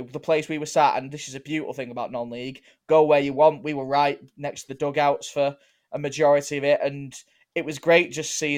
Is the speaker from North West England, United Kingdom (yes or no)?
yes; Bolton, North West England, United Kingdom; if you live right near us, you could probably tell that we're from Bolton.